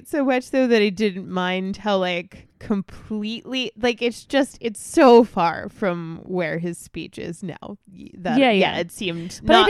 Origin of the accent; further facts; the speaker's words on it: New York, United States; people tell me all the time that I don't sound like I'm from Long Island, and I don't.